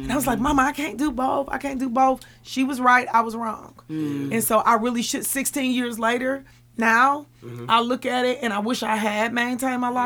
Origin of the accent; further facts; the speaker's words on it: Milwaukee, Wisconsin, United States; because I am from this community and because I am African American